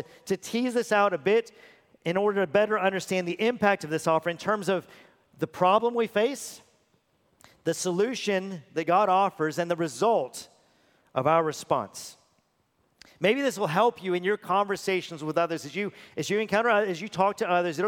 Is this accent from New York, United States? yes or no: no; Texas, United States; I'm a born and bred U.S. citizen. I'm a Texan at that.